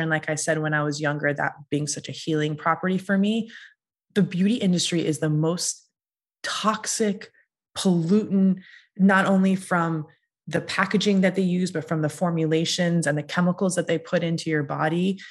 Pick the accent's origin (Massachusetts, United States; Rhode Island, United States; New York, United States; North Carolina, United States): Massachusetts, United States; I am Iranian American and I grew up in a very small town in Massachusetts